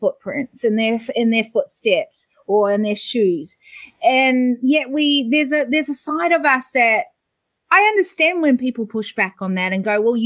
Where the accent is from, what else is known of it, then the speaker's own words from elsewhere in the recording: New Zealand; now in Australia; I was born in New Zealand, but I have to tell you, I've lived longer in Australia